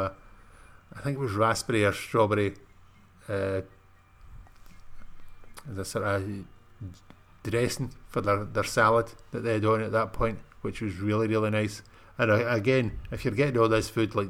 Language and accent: English; Scotland, United Kingdom; being British